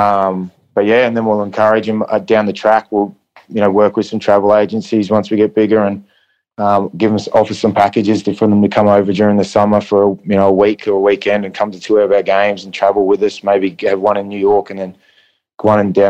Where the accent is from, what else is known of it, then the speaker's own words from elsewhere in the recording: Goondiwindi, Queensland, Australia; moved away; I grew up in Gundawindi, it's 5 hours west of Brisbane.